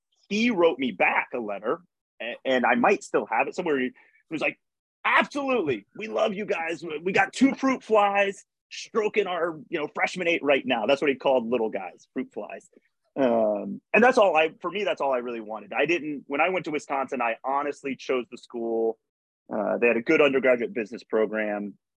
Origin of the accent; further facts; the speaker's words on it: Berlin, Germany; born there; also born or lived in United States; I grew up in a military family. My father was in the military. I was born in Berlin, Germany. And then we moved back and I lived there from third grade to seventh grade. And then we came back to the U.S. in eighth grade